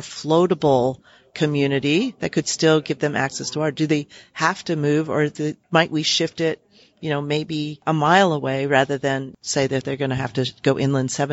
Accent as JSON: {"language": "English", "town": "New Orleans", "region": "Louisiana", "country": "United States", "said": "I am originally from New Orleans"}